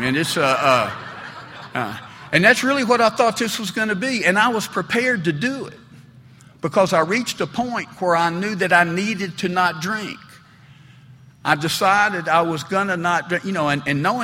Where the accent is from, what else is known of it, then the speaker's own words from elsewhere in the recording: Smyrna, Tennessee, United States; I grew up there in Smyrna, Tennessee, and Smyrna's certainly a fairly conservative southern town